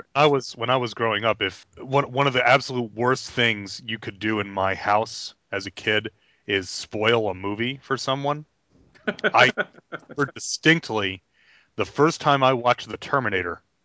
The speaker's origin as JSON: {"language": "English", "region": "New York", "country": "United States", "tie": "born or raised there", "moved": "yes", "lives_now": "South Carolina, United States", "said": "I grew up in New York, and I, I tell people I'm here in South Carolina all the time"}